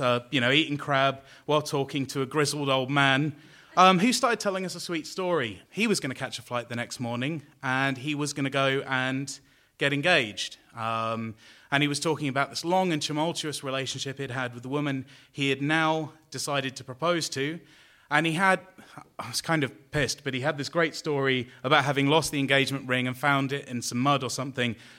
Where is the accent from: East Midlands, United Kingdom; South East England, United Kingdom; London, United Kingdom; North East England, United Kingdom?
London, United Kingdom; I'm from London